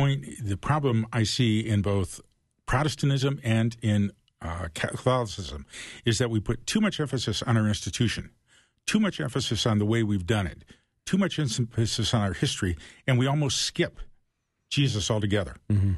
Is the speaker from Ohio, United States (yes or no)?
yes; Toledo, Ohio, United States; So I grew up in Toledo, Ohio. And I'm talking 50s and 60s.